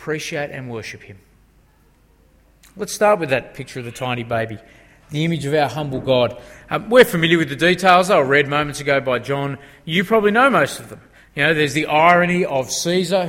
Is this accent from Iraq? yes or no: no; Australia; those of us who are born and bred in Australia